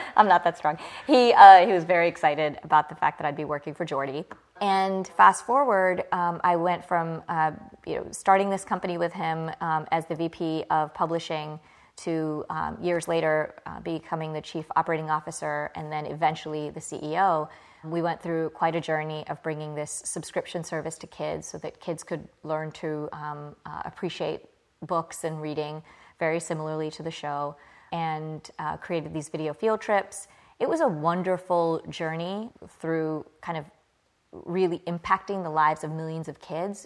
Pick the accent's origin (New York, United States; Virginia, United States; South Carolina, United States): Virginia, United States; Clarksville; also born or lived in Birmingham, England; I grew up, I was born in England. I grew up in a small town in Virginia called Clarksville.